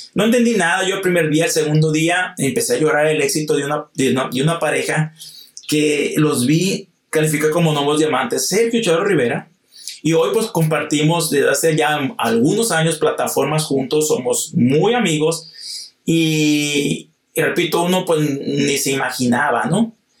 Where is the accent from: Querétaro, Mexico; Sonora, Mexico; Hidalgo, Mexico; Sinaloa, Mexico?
Sonora, Mexico; Hermosillo; yo soy de Hermosillo, Sonora